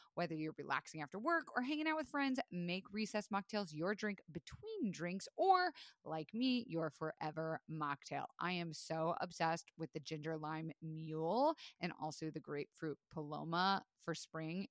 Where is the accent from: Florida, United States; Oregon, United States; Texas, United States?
Florida, United States; I was raised in Florida